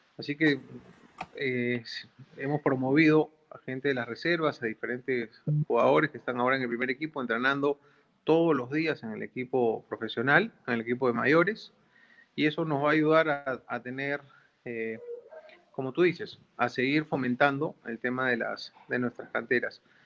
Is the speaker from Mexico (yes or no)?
no; Peru; como peruano, como dirigente